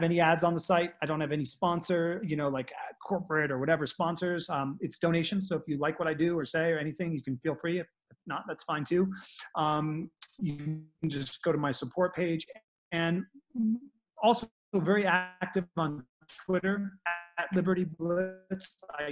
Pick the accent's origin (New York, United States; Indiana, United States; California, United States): New York, United States; New York City; moved away as an adult; now in Colorado, United States; I was very disconnected from nature growing up in Manhattan.